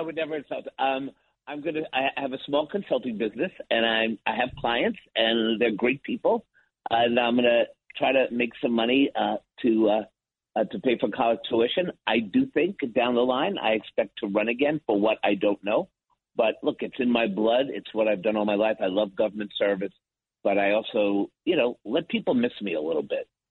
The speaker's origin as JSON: {"language": "English", "town": "New York City", "region": "New York", "country": "United States", "tie": "born or raised there", "said": "I'm a kids from New York City growing up in Washington Heights"}